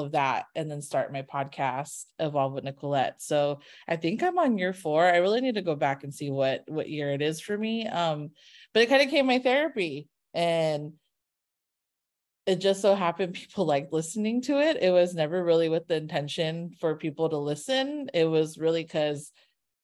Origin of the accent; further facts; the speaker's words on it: Carson, California, United States; I'm from Carson